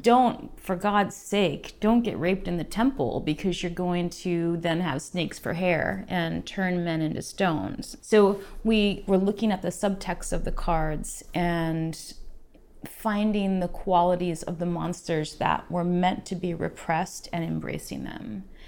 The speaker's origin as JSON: {"language": "English", "region": "Alaska", "country": "United States", "tie": "born or raised there", "moved": "as an adult", "lives_now": "Portland, United States", "said": "I was born in the middle of nowhere in Alaska. Found my way to Portland in my mid 20s, and I've been here ever since."}